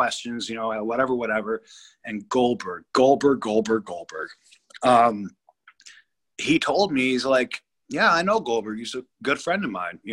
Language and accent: English; Malibu, California, United States; also born or lived in Brentwood, Los Angeles; We ended up moving to Malibu when I was seven